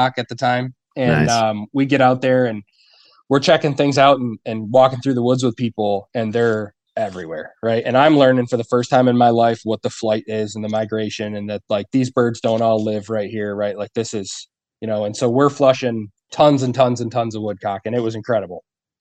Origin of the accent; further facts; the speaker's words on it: Ogdensburg, New York, United States; now in Potsdam, United States; I grew up on the St. Lawrence over in Augsburg